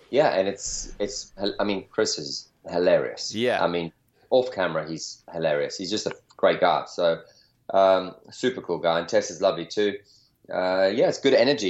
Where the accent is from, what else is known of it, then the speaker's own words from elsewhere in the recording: South Africa; now in California, United States; growing up in South Africa in an outdoor environment, and you know, now California